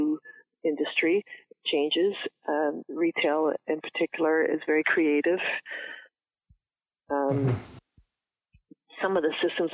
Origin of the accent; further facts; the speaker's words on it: Sault Ste. Marie, Ontario, Canada; moved away; also born or lived in Toronto; I'm also from Sault Ste. Marie